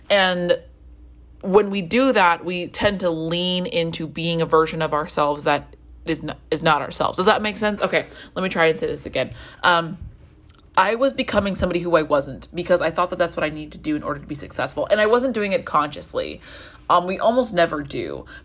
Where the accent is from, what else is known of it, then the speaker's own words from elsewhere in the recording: Colombia; Um, I grew up in Colombia and I didn't speak Spanish for a really long time.